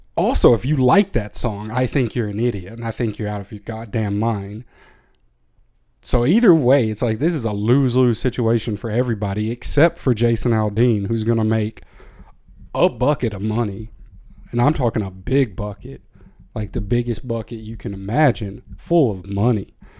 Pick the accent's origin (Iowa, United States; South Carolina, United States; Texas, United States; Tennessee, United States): Tennessee, United States; I am from Tennessee